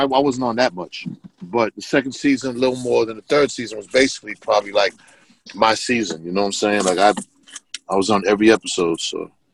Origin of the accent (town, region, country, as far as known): Boston, Massachusetts, United States; born or raised there